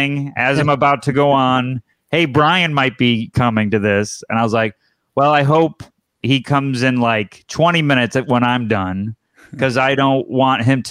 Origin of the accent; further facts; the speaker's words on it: Syracuse, New York, United States; I'm from Syracuse, New York